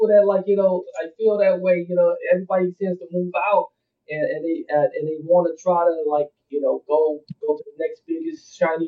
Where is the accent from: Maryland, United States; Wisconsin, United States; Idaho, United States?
Wisconsin, United States; Milwaukee; my hometown, Milwaukee, Wisconsin